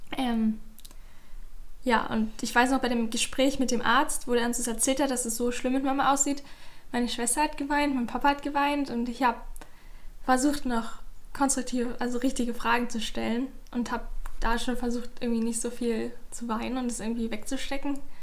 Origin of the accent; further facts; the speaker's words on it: Berlin, Germany; moved away as an adult; now in Leipzig, Germany; ich komme auch aus Berlin, aber ich wohne gerade in Leipzig